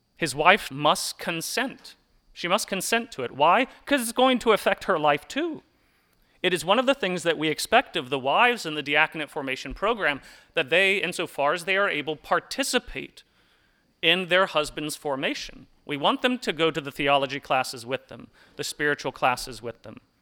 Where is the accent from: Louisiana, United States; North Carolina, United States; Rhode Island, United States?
North Carolina, United States; Hickory; I remember growing up in Hickory at St. Aloysius